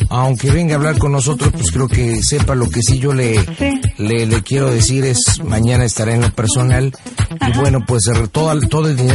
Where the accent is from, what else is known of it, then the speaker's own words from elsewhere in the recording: Zitácuaro, Michoacán, Mexico; yo soy de Citácuaro, Michoacán. Este, el próximo 30 y 31 es la Feria del Pueblo.